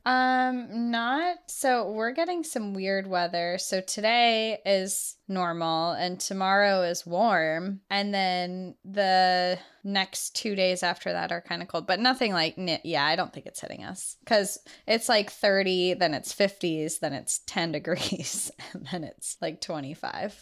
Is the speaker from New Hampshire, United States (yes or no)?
yes; New Hampshire, United States; our home state of New Hampshire